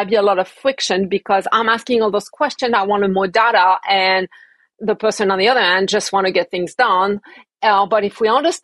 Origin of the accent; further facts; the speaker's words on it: Paris, Île-de-France, France; moved away as an adult; now in United States; I was born and raised in Paris